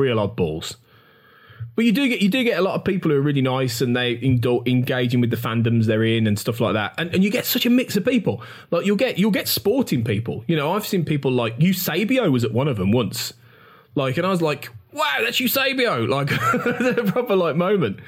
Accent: Birmingham, West Midlands, United Kingdom; in my hometown, hosted at the Big NEC

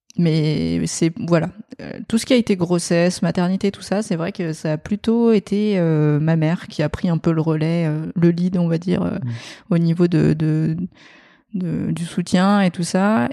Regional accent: France; also born or lived in Vietnam; mes parents sont français

